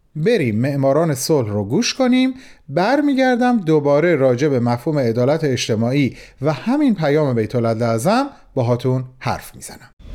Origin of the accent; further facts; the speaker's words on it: Mashhad, Razavi Khorasan, Iran; به عنوان یک مشهدی